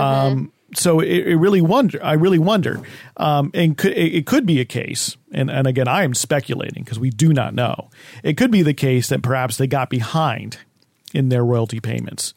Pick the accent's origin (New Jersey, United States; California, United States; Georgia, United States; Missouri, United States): New Jersey, United States; when I grew up in New Jersey